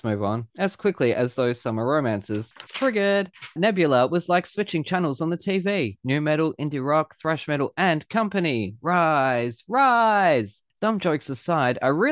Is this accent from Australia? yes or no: yes; Australia; I'm the Australian here